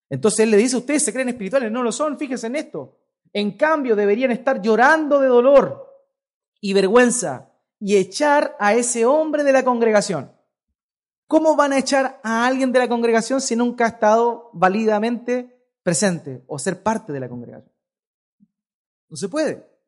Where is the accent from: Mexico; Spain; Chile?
Chile; Yo soy chileno, por naturaleza, nací chileno.